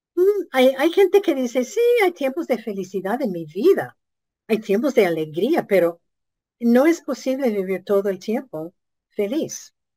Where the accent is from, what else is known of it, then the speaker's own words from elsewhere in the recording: United States; nuestro país